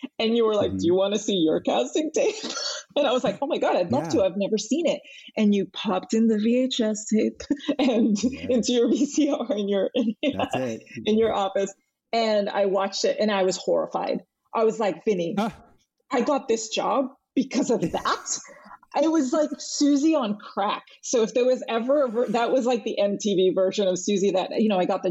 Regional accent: Massachusetts, United States; first language Spanish; English is a second language; moved away as an adult; also born or lived in Los Angeles; growing up in Massachusetts

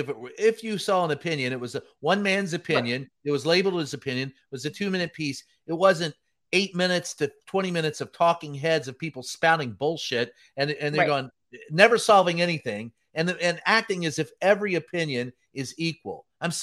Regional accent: Louisville, Kentucky, United States; Louisville, Kentucky.

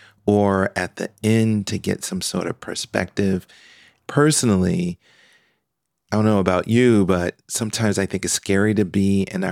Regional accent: Philadelphia, Pennsylvania, United States; now in Nashville, United States; Yes, I was, and it's still dear to my heart, no matter where I am in the world.

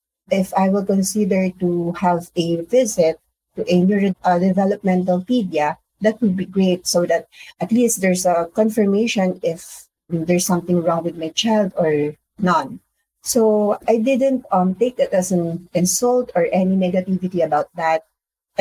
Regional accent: Philippines; I am from the Philippines.

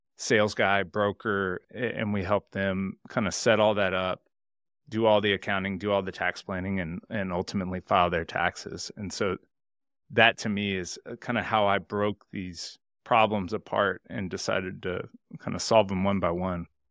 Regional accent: Houston, Texas, United States; I live in Houston, Texas. I grew up in Houston, Texas my whole life

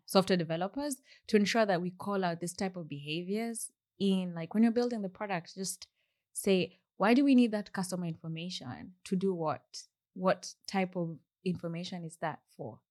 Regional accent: Kenya; moved away as an adult; also born or lived in Burgess Hill, United Kingdom; now in United Kingdom; when I moved from Kenya

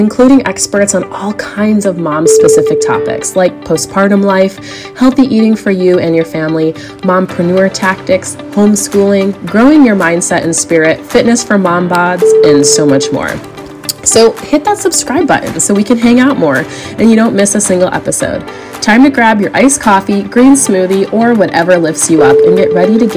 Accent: United States; moved away as an adult; now in Europe; I'm also an American mama raising a family in Europe with my incredible Belgian husband

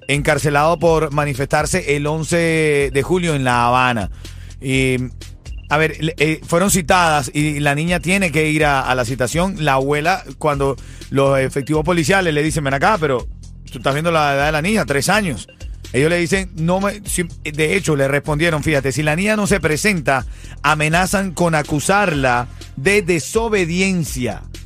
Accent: Venezuela; como venezolano

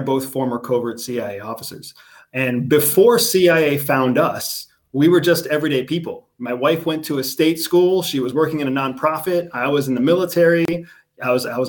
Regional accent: United States; I'm from the United States

